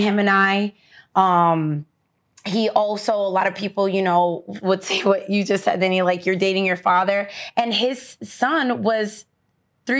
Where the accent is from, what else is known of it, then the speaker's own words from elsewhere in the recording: Connecticut, United States; I'm from Connecticut.